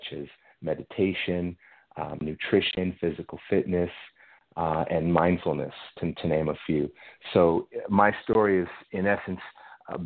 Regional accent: Los Angeles, California, United States; moved away as an adult; also born or lived in Israel / Italy / France; I grew up in Los Angeles

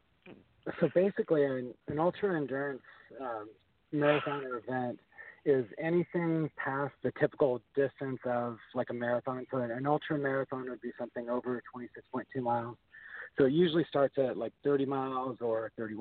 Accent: Port Angeles, Washington, United States; about 30 kilometers from my hometown in Port Angeles up to Canada

